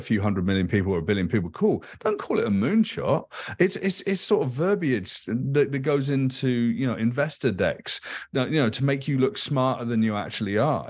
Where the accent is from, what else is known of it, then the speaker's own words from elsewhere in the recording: United Kingdom; I grew up in Thatcher's Britain.